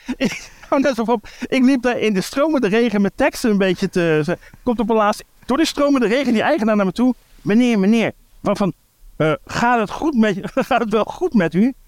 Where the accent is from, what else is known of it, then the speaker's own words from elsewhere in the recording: Breda, North Brabant, Netherlands; Ik kom uit Breda